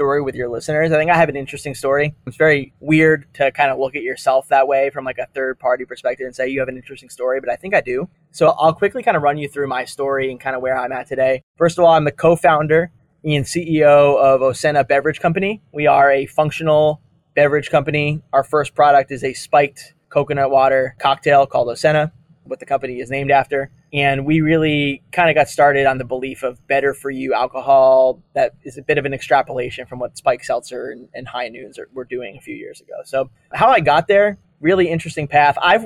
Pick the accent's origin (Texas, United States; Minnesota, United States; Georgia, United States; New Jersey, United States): New Jersey, United States; New Brunswick; also born or lived in London; I was born in the town where J&J is headquartered, New Brunswick, New Jersey. So I drive past their tower my entire life